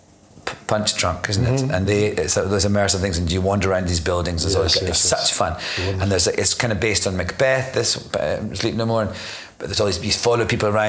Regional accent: Scotland, United Kingdom; moved away as an adult; also born or lived in London; I'm Scottish, but I lived in London for 10 years.

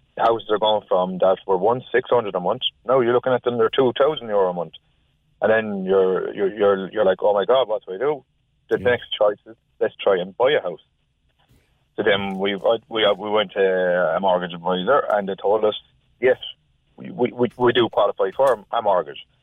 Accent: Cork, Munster, Ireland; also born or lived in Galway; now in Cork, Ireland; I'm from from Cork

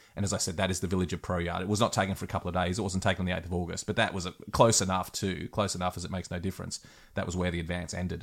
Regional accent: Australia; I'm an Aussie

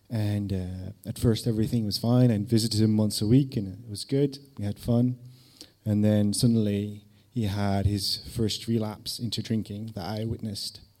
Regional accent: Netherlands; English is a second language; I was from Holland, I was living there with my mum, and I would visit my dad in various cities in the UK, such as Manchester, Woking, Lancing, my favourite, near Brighton.

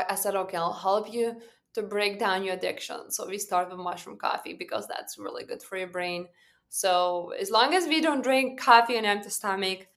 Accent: Lithuania; moved away; I was born and raised back home in Lithuania

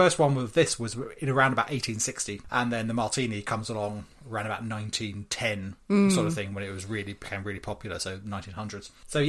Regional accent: England, United Kingdom; Well, I pronounce it Genever, but that's because I'm English.

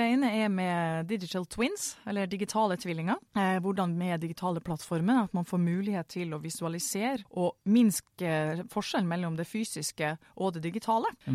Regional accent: Northern Norway, Norway; jeg er en entusiastisk nordlending

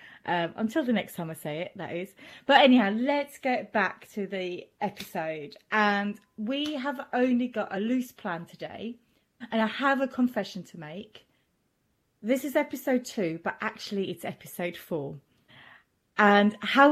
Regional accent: Switzerland; first language German; English is a second language; me being Swiss and German being my first language

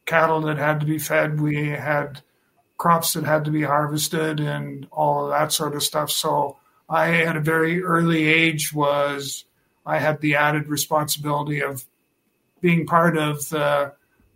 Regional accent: Meskanaw, Saskatchewan, Canada; now in Regina, Canada; I grew up on a farm just about a mile from a small community called Meskinaw. And I'm born and raised on the farm, and I stayed on the farm until I graduated from high school in 1972

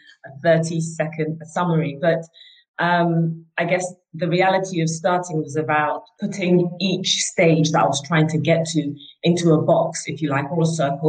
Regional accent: Nigeria; moved away; my childhood and how I grew up in Nigeria

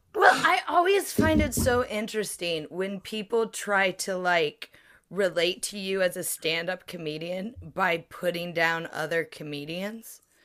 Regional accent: United States; now in United Kingdom; I'm American, but I am also a comedian who lives in the U K.

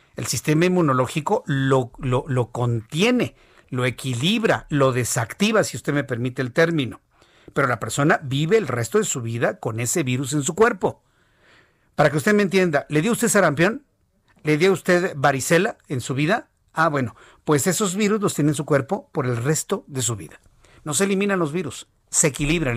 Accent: Mexico; Somos más los mexicanos

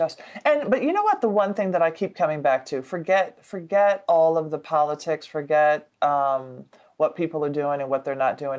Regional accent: Nashville, Tennessee, United States; also born or lived in New York; now in Washington, D.C., United States; I'm from Tennessee. I'm from Nashville. And we live in D.C.

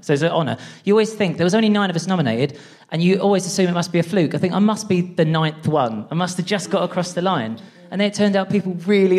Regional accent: Essex, East of England, United Kingdom; So I'm a transgender person and I'm from Essex

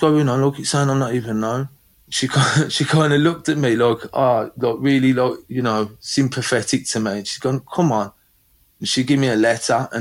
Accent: London, United Kingdom; growing up in London with my mum and her partner at the time.

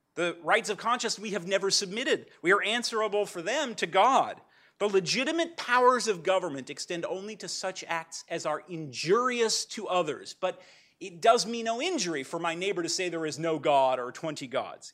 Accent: Pasadena, California, United States; I'm from Pasadena

